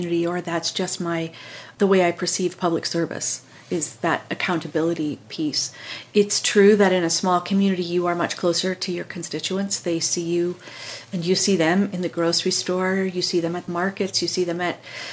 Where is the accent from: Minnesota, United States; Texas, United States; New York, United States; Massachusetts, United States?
Minnesota, United States; I grew up in Minnesota, in a family that wasn't political really by any means